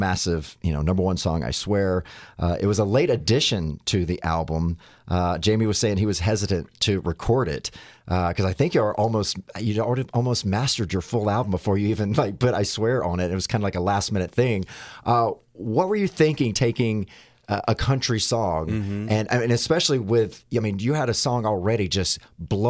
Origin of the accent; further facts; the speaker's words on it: United States; as an American grown up